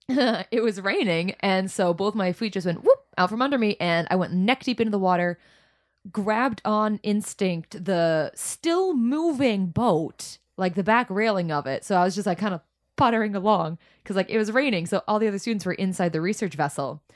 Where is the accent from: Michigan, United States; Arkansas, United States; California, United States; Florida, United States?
Florida, United States; South; growing up in South Florida